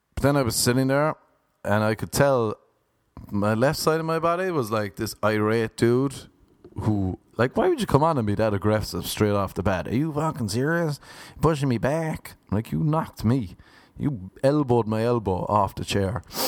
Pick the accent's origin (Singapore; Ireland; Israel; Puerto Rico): Ireland; now in Los Angeles, United States; growing up in Ireland